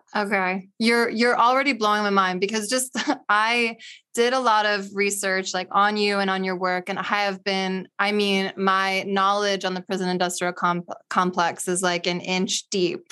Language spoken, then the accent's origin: English; Cinnaminson, New Jersey, United States; also born or lived in Camden, New Jersey; grew up in, um, white suburban middle class school with, like, three black people